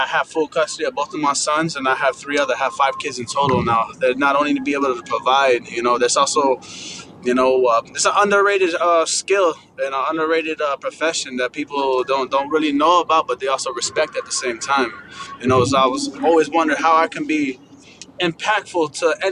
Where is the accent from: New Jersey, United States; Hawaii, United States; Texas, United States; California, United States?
New Jersey, United States; now in Miami, United States; I'm Colombian Sicilian from New Jersey